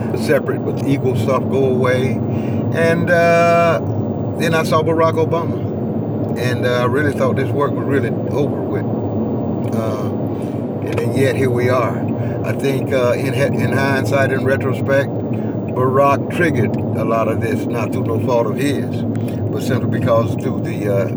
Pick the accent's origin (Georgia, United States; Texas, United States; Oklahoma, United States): Georgia, United States; Glennville; I'm from a town called Glenville, Georgia, which is in Southeast Georgia. It's a small rural town.